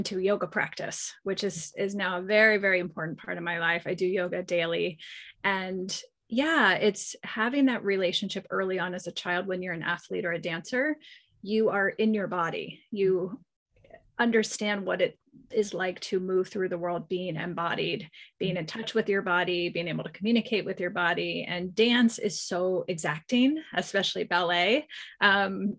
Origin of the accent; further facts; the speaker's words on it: East Coast, United States; moved away as an adult; also born or lived in California; I grew up on the East Coast